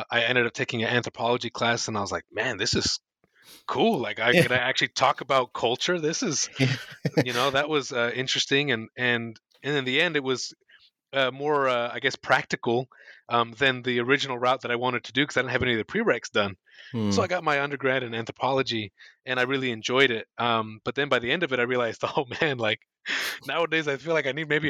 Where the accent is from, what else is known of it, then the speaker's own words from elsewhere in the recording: United States; moved away as an adult; now in New Zealand; I was born and raised in the US and have been in Aotearoa for the last 8 matariki now